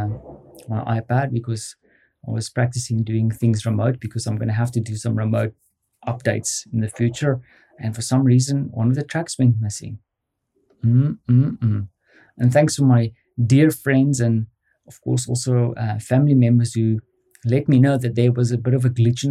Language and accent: English; South Africa; moved away as an adult; now in Poland; being a South African